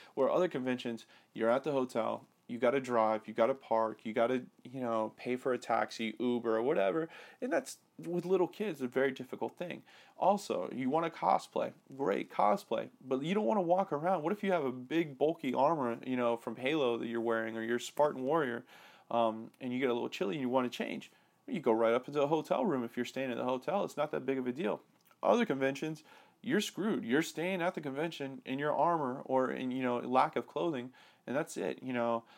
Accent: Atlanta, Georgia, United States; born or raised there; moved away

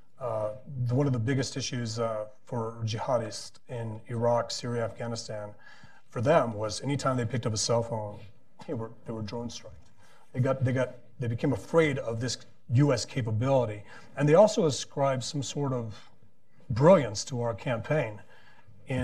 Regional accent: El Paso, Texas, United States; I'm from El Paso, Texas

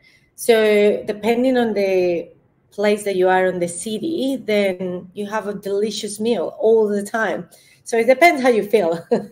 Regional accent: Colombia; English is a second language; moved away as an adult; now in Australia; I box in Australia, but I'm originally from Colombia

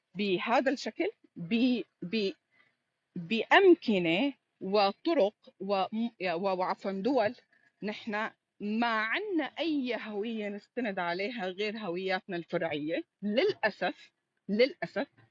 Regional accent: Syria; أنا بقول لك اليوم كسورية

